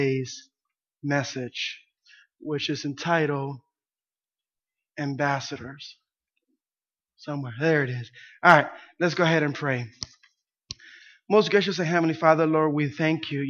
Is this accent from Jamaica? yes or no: no; Puerto Rico; English is a second language; moved away; when we lived in Puerto Rico, it was back in the 80s, and our rent was $15 a month